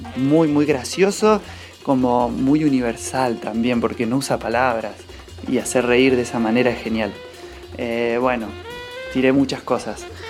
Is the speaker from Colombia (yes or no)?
no; Cipolletti, Río Negro, Argentina; now in Junín de los Andes, Argentina; Yo nací en Cipoletti y hoy vivo en Junín de los Andes